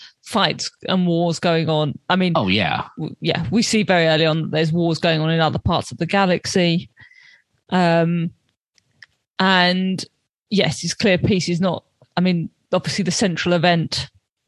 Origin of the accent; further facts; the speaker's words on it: London, United Kingdom; as a Londoner